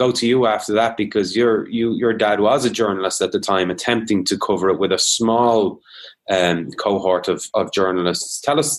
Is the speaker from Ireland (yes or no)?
yes; Dublin, Leinster, Ireland; growing up in Dublin, completely insulated from all of the troubles in the north.